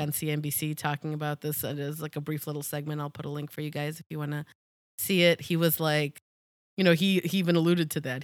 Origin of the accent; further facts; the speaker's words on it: United States